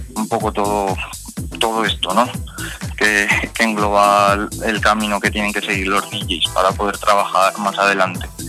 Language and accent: Spanish; Fuentes de Ebro, Aragon, Spain; estoy aquí en Fuentes de Ebro, en mi pueblo